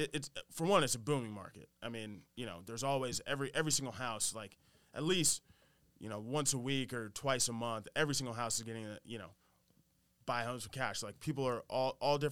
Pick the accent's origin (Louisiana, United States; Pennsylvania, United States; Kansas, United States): Kansas, United States; moved away as an adult; now in New York City, United States; I'm from Kansas, right? Born and raised, went to school there